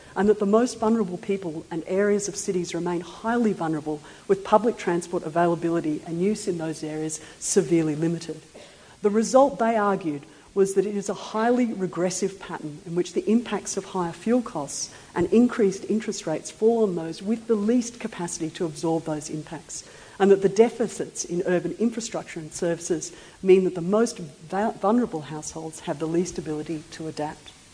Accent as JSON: {"language": "English", "region": "Queensland", "country": "Australia", "said": "I come from Queensland"}